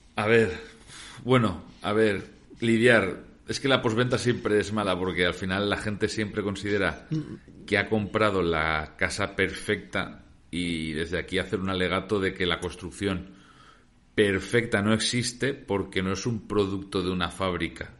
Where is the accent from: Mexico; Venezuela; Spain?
Spain; Valencia, Valencian Community; nosotros que somos de Valencia